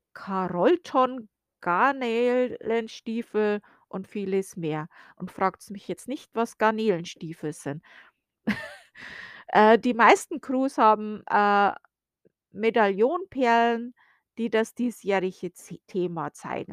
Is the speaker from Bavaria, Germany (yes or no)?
yes; Bavaria, Germany; now in United States; ich bin ja aus Bayern, wie man ja klar und deutlich hören kann